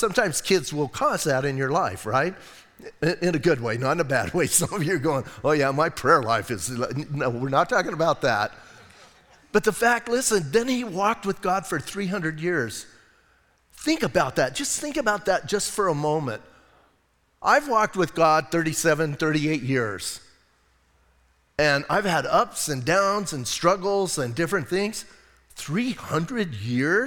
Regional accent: Bisbee, Arizona, United States; I'm from Bisbee.

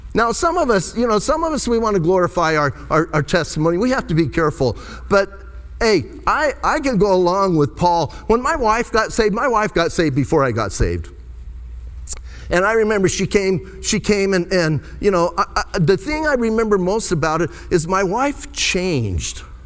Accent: Bisbee, Arizona, United States; I was born and raised in Bisbee

